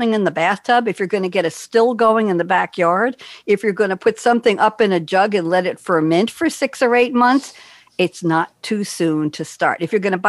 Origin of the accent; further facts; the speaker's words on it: New York City, New York, United States; moved away as an adult; also born or lived in New Haven, Connecticut / Cambridge, Massachusetts / Eugene, Oregon; I'm a New Yorker born and bred